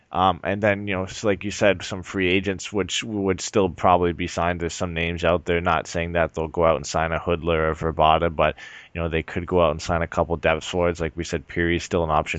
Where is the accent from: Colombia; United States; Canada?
Canada; I'm from Canada